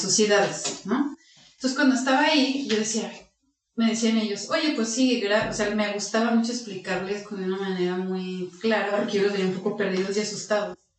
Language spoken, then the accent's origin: Spanish; Aguascalientes, Mexico; soy de Aguascalientes, estudié aquí la todo secundaria, universidad, la preparatoria